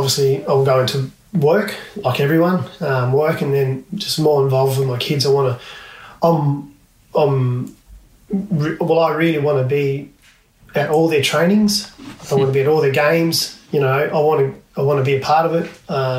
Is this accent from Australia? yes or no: yes; Port Lincoln, South Australia, Australia; Practice growing up in Port Lincoln, walking to and from school.